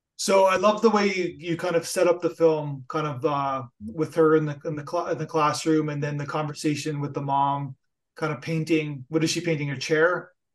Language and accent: English; Canada; I'm Canadian